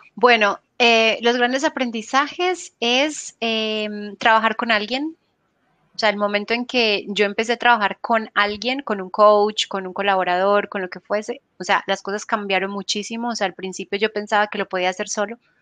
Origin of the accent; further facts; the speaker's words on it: Colombia; moved away as an adult; also born or lived in Buenos Aires, Argentina; now in Spain; yo soy colombiana